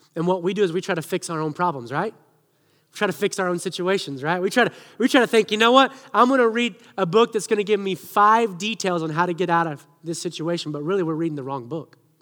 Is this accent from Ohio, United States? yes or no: no; Siloam Springs, Arkansas, United States; moved away; I grew up in Arkansas